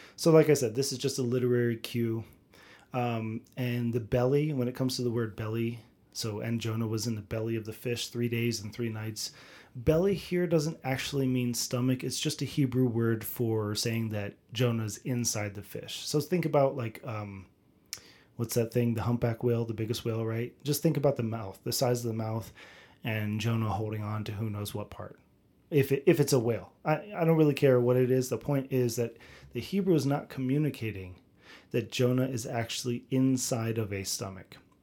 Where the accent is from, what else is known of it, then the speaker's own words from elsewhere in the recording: United States; I'm an American